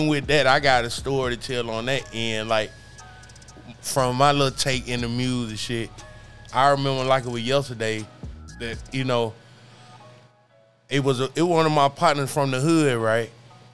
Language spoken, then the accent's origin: English; Birmingham, Alabama, United States; I'm from Birmingham, of course.